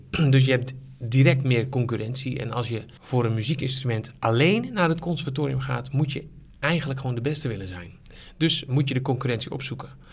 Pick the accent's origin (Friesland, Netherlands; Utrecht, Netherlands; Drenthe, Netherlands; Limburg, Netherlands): Friesland, Netherlands; Sneek; moved away as an adult; also born or lived in Zwolle; Ik kom uit Friesland, geboren in Sneek